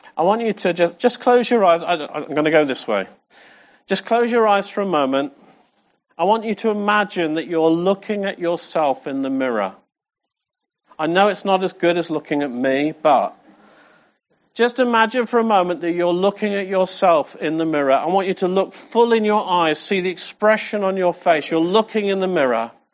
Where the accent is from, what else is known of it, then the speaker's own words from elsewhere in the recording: England, United Kingdom; we're English